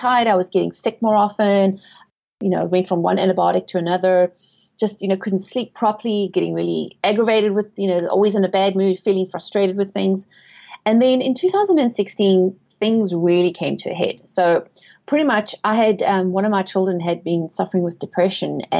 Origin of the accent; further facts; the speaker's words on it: South Africa; moved away as an adult; also born or lived in England; now in United States; I was born and raised in South Africa, and I've lived in England, but I have been in the USA for 12 years now.